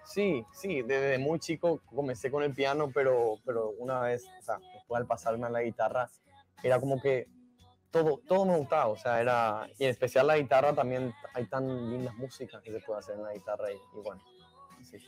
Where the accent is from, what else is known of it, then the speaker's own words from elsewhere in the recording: Paraguay; Paraguay, en mi país